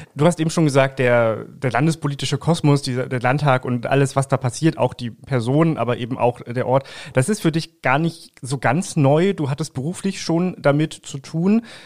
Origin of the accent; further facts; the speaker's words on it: Langenhagen, Lower Saxony, Germany; wir kommen beide aus Langhagen